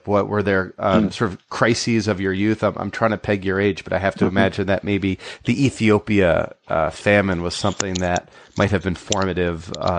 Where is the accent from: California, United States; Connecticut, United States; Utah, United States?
Connecticut, United States; See, I'm from Connecticut. We literally have no accent.